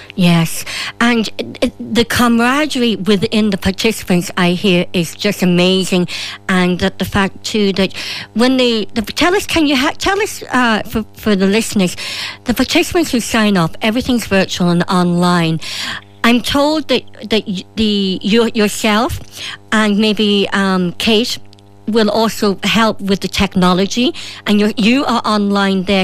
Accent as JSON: {"language": "English", "country": "Ireland", "said": "as a woman, as an Irish woman"}